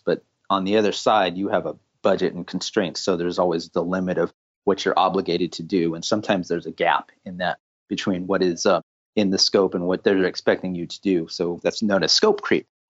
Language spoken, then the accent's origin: English; California, United States; I was originally born and raised in California